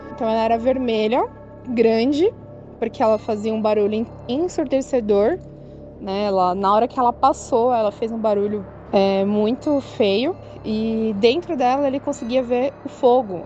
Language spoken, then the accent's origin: Portuguese; Guarulhos, São Paulo, Brazil; eu sou daqui de Guarulhos, São Paulo